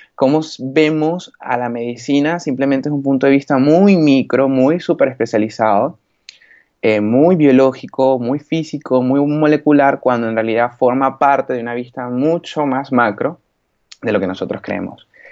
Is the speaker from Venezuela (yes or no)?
yes; Valencia, Carabobo, Venezuela; moved away as an adult; now in Spain; yo soy valenciano de nacimiento, pero mi mamá es gocha y mi papá es oriental